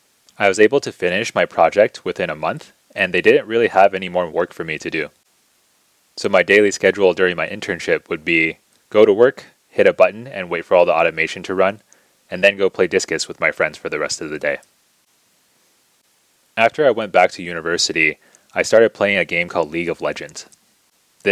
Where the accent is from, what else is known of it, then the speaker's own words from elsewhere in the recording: United States; also born or lived in China; eventually immigrated over to the United States when I was 4 years old